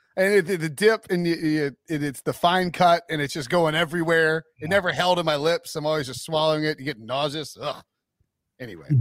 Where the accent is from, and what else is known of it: High Point, North Carolina, United States